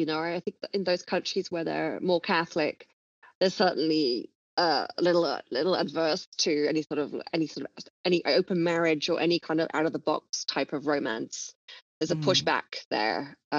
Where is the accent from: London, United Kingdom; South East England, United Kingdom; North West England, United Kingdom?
London, United Kingdom; also born or lived in Miami; we started in London, of course, because I'm from London. I was living there at the time.